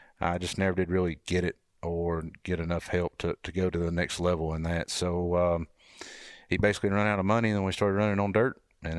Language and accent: English; North Georgia, United States; I was just a kid from North Georgia